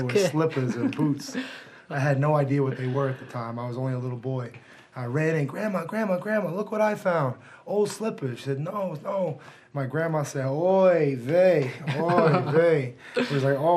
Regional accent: Marblehead, Massachusetts, United States; also born or lived in Gloucester, Massachusetts; growing up in Marblehead, Massachusetts, and growing up in the North Shore, and then eventually moving to Gloucester

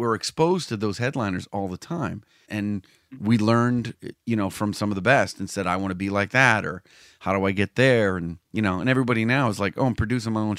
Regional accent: Danvers, Massachusetts, United States; right down the street from my hometown, right in Danvers

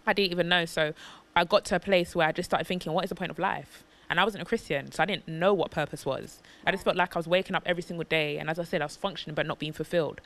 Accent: United Kingdom; we were born and raised in Britain

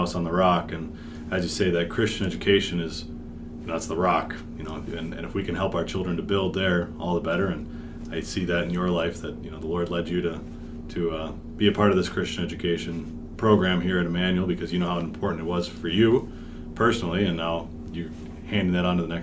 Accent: Ketchikan, Alaska, United States; now in Mankato, United States; I grew up in Ketchikan

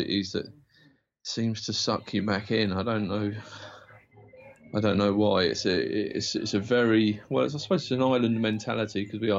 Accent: Isle of Wight, South East England, United Kingdom; moved away as an adult; also born or lived in Portsmouth; And kind of then moved over to Portsmouth from the Isle of Wight, because I'm from the Isle of Wight originally.

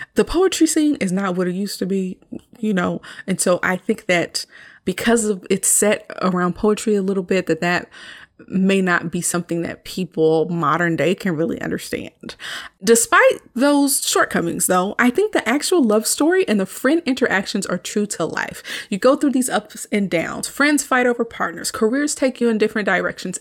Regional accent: the South, United States; I'm from the South

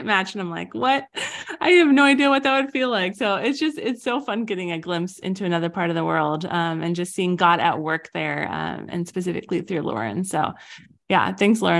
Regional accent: Colorado, United States; now in Southern California, United States; I grew up in Colorado where there's tons of snow

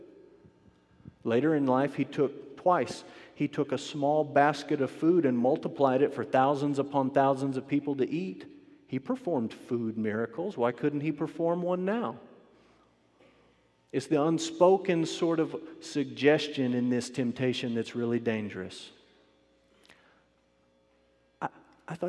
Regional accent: Amarillo, Texas, United States; I grew up with them in Amarillo

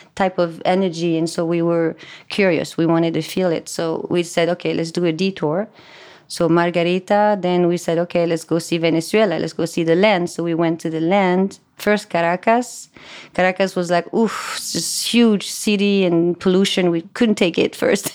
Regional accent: France; English is a second language; moved away; I was born and raised in France. That's why my English is gonna be a little funny.

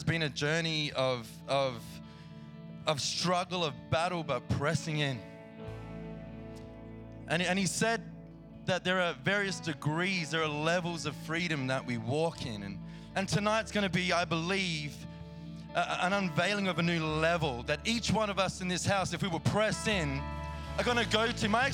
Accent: Australia; accent: Australian; moved away; I'm very familiar with that place, as you might hear in my accent.

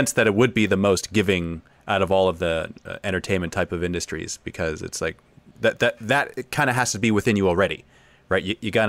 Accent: East of England, United Kingdom; I commonly hear English coming across in movies and audiobooks as always posh, but I'm from Essex, definitely not posh.

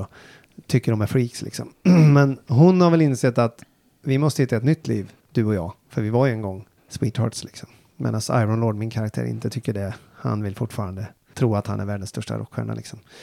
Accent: Falköping, Västra Götaland, Sweden; jag är från Falköping

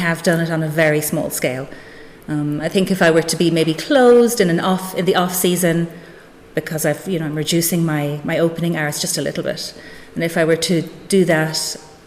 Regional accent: Inishbofin, County Galway, Connacht, Ireland; moved away as an adult; also born or lived in Switzerland; now in Whitegate, Ireland; I'm from Inishbofin, County Galway, originally.

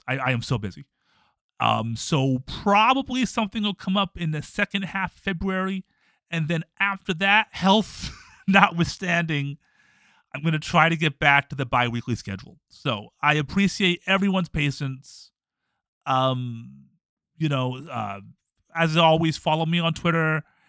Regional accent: Toledo, Ohio, United States; I'm from Toledo

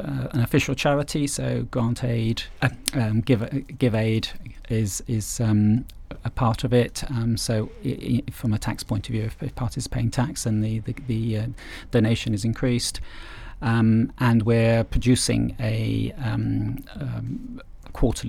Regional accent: England, United Kingdom; we're English

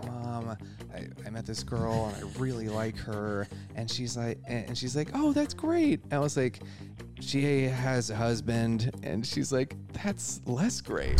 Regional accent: Wisconsin, United States; now in New York, United States; I'm from Wisconsin originally

